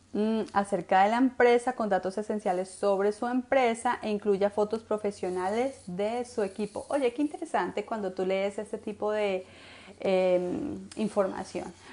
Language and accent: Spanish; Colombia; now in United States; Yo soy colombiana